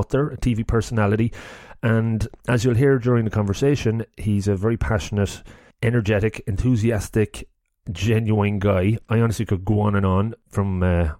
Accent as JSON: {"language": "English", "town": "Longford", "region": "County Longford", "country": "Ireland", "moved": "yes", "lives_now": "Cork, Ireland", "said": "I'm from Longford"}